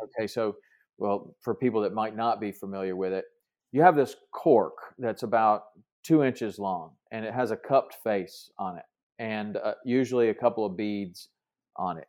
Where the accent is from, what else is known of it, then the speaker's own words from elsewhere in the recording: Tennessee, United States; I grew up in Tennessee